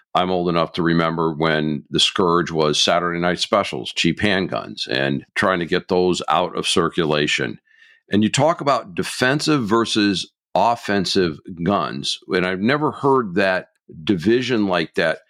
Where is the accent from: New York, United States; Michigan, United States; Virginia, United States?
Michigan, United States; my home state of Michigan